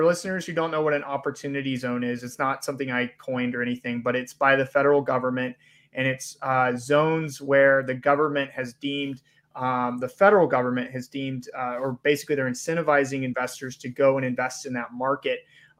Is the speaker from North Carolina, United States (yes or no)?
no; Georgia, United States; I grew up in, I grew up in Georgia. My family's from Southern Alabama.